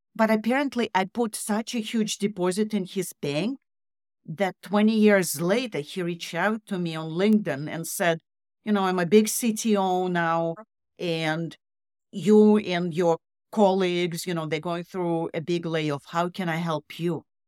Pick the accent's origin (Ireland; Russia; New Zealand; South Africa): Russia; moved away as an adult; also born or lived in Canada; I grew up in Russian communist Russia